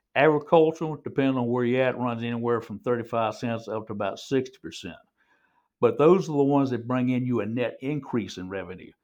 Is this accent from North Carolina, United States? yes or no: yes; Granville County, North Carolina, United States; moved away as an adult; now in Johnston County, United States; I grew up in Granville County